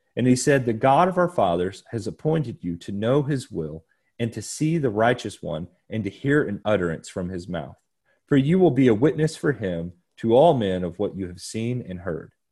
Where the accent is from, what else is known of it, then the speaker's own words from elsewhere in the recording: Lexington, Kentucky, United States; I was born in Lexington, Kentucky, uh, so in the, in the state of Kentucky, which is in the country of the United States